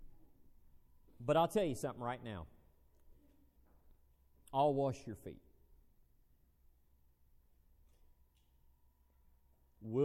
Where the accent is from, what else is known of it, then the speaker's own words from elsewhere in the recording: United States; being an American